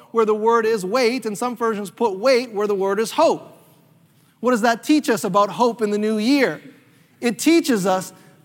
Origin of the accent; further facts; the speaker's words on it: North Carolina, United States; me and my family used to do when we were kids growing up in North Carolina